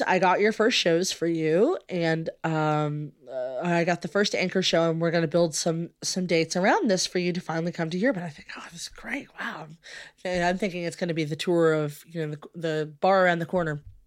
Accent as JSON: {"language": "English", "town": "Louisville", "region": "Kentucky", "country": "United States", "said": "I'm from Louisville and uh, in Kentucky"}